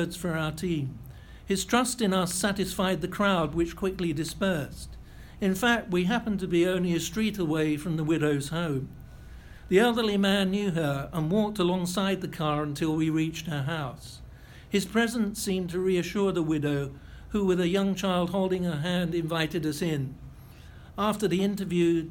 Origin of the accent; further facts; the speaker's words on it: United Kingdom; I was British